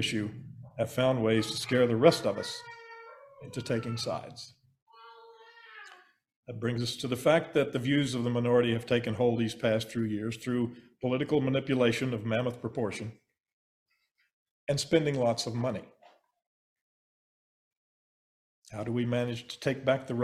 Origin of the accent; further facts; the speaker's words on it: Kentucky, United States; my home state of Kentucky